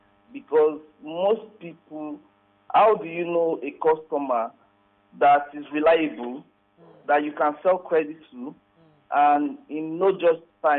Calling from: Ikeja, Lagos, Nigeria; I'm calling from Ikeja.

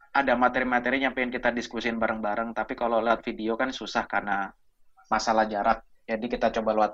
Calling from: England, United Kingdom; cuman gue nggak di Jakarta, uh, eh, gue dari Inggris.

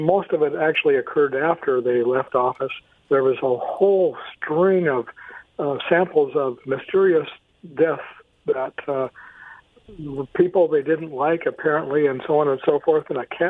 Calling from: Kennewick, Washington, United States; That's … from Kennewick.

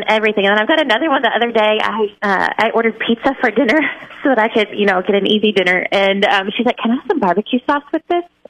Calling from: Lowell, United States; I'm calling from Lowell.

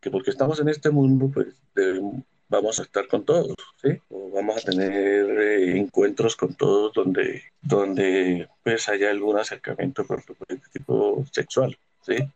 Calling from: Cúcuta, Norte de Santander, Colombia; de Cúcuta.

